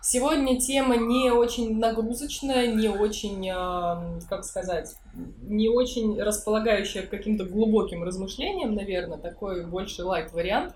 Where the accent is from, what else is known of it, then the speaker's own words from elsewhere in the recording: Saint Petersburg, Russia; я из Питера, я жила здесь все время